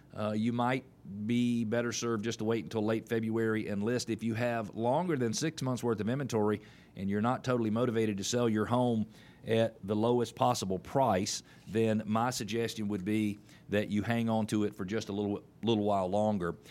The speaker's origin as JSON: {"language": "English", "town": "Atlanta", "region": "Georgia", "country": "United States", "tie": "born or raised there", "also_born_or_lived": "Indianapolis, Indiana / Columbia, South Carolina / Chicago, Illinois", "said": "I was born in Atlanta in nineteen sixty-eight. I'm fifty-two years old. Uh, I probably know a little more about Atlanta than a lot of people who live here, but it's only because I've been here most of my life"}